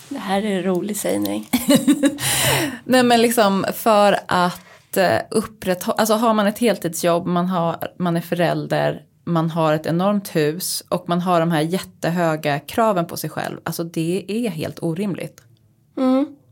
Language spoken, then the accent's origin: Swedish; Uppsala, Uppsala County, Sweden; also born or lived in New York; now in Stockholm, Sweden; hemma här i Stockholm eller Uppsala där jag kommer ifrån